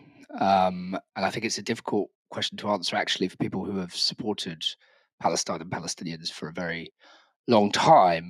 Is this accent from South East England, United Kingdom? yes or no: yes; Brighton, South East England, United Kingdom; in my hometown, Brighton